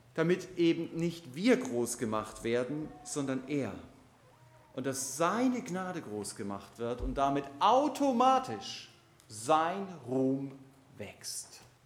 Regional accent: Germany; als Deutsche sind wir

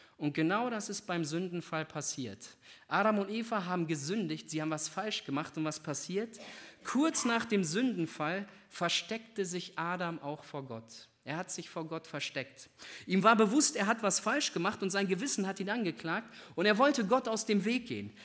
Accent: Northern Germany, Germany; ich komme aus Norddeutschland

